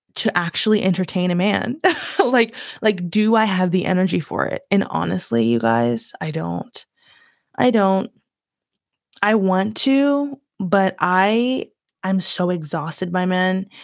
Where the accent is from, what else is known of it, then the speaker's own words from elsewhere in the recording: Virginia, United States; accent: southern twang; moved away as an adult; now in London, United Kingdom; I grew up in Virginia, I'm born in Virginia, was born in Virginia, raised there for most of my life.